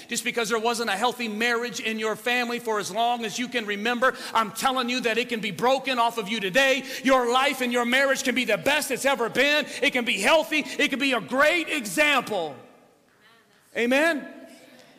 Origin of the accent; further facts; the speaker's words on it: Ecorse, Michigan, United States; I'm from Southwest or from Ecorse